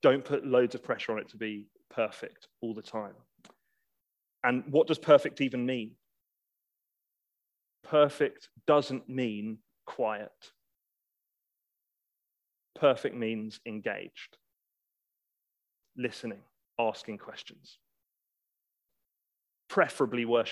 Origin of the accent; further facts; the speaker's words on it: England, United Kingdom; We're English